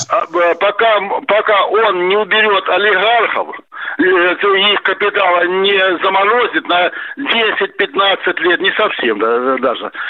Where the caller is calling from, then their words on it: Voronezh, Voronezh Oblast, Russia; Я звоню из Воронежа. Воронеж, Курск, Белгород, Брянск постоянно обстреливаются.